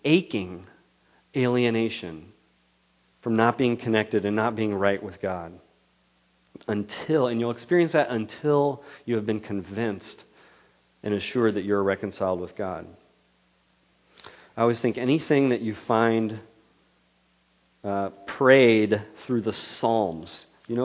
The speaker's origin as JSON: {"language": "English", "town": "Ripon", "region": "California", "country": "United States", "tie": "born or raised there", "said": "my hometown of Ripon, which is an hour south down Highway 99"}